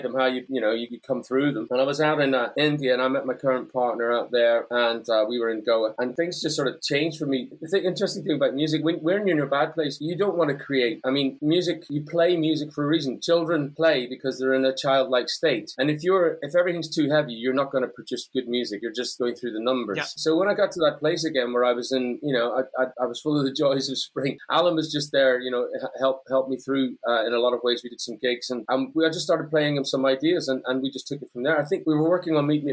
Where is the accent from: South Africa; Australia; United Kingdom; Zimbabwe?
United Kingdom; Northern Ireland; I grew up in Northern Ireland.